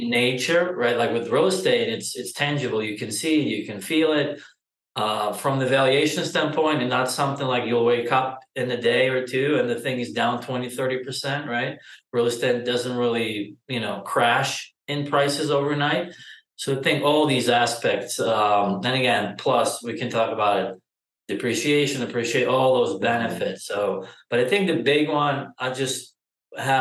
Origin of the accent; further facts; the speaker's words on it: Ukraine; moved away as an adult; now in Austin, United States; I'm originally from Ukraine, and like my initial experience go back to probably 2006 or 7 when I done some deals back home with my dad